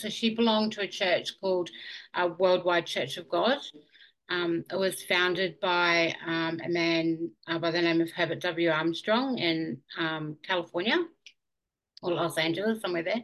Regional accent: Auckland, New Zealand; now in Warwick, Australia; I grew up in Auckland in New Zealand. That was where I was born.

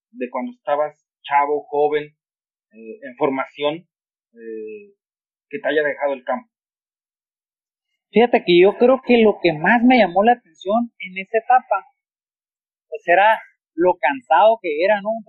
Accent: Ensenada, Baja California, Mexico; also born or lived in Mexicali; Yo viví o crecí en Ensenada. A los cinco años migramos a Mexicali

